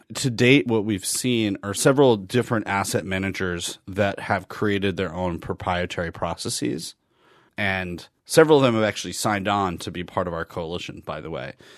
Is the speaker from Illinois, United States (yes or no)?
no; Wisconsin, United States; I'm from Wisconsin.